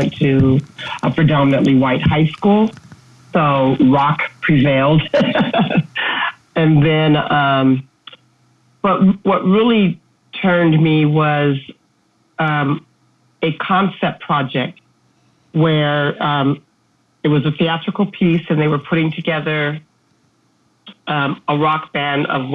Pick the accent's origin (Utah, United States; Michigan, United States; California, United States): California, United States; now in Seattle, United States; I'm born and raised. I did live abroad. I spent some years in California. So my childhood was spent mostly in California